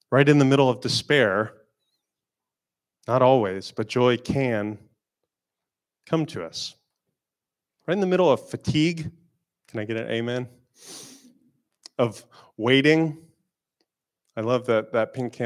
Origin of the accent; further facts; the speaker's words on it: Florida, United States; I'm not really from a place with seasons. I'm from Florida.